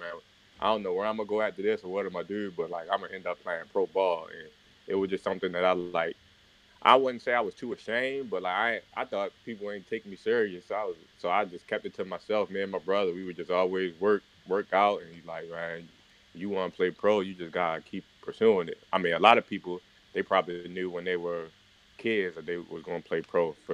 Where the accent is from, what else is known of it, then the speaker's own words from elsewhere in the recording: Baltimore, Maryland, United States; I'm from Baltimore, Maryland, born and raised there my whole life for the most part